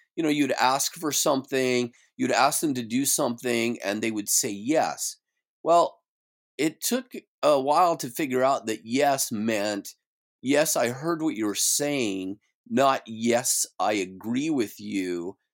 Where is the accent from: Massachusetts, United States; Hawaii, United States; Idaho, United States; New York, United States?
Idaho, United States; moved away as an adult; now in Silicon Valley, United States; I grew up in Idaho